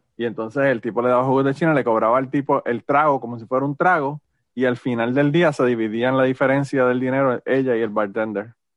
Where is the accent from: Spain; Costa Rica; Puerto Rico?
Puerto Rico; Utuado; mi pueblo de Utuado